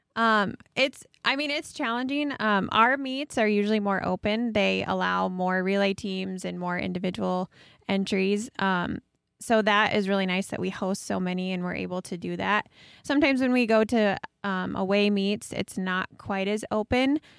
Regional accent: New Hartford, Iowa, United States; I grew up just down the street from Kaylee in New Hartford

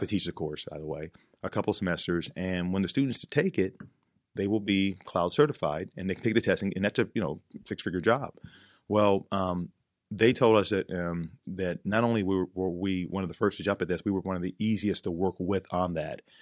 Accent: Texas, United States; now in Pittsburgh, United States; in my home state of Texas

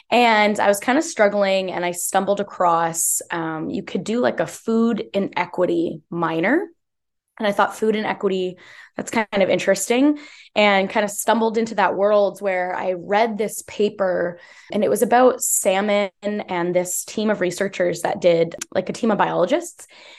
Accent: Sudbury, Ontario, Canada; also born or lived in Queensville, Ontario; Yeah, I grew up on Robson-Huron Treaty territory, which is Northern Ontario in so-called Sudbury. I was born and raised there and then kind of slowly made my way to Queensville, Ontario

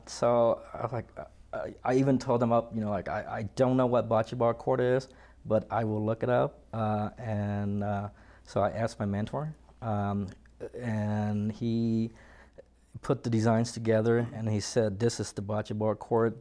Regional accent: Washington, United States; moved away as an adult; now in Colorado, United States; initially I'm from Washington State

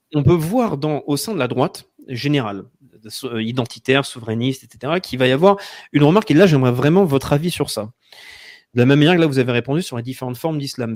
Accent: France; en tant que Français qui va penser en termes de politique française

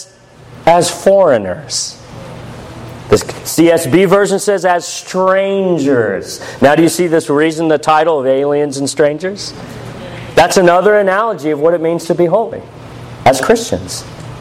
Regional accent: United States; as an American, not speaking a lick of Russian

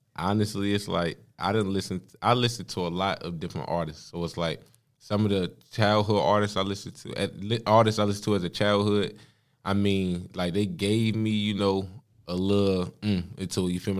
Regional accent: Danville, Virginia, United States; now in Charlotte, United States; I'm from Danville, B A. Like, I mean, I live up here in Charlotte

